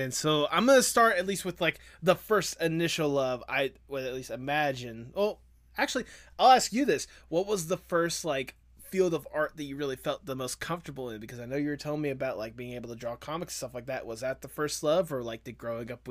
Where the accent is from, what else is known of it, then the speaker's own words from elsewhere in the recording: Georgia, United States; I'm from Georgia